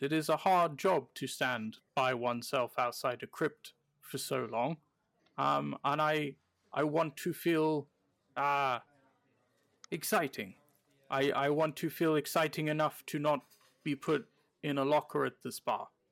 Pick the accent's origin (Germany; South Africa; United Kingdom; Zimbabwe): United Kingdom; now in American Midwest, United States; I'm a British person living in the American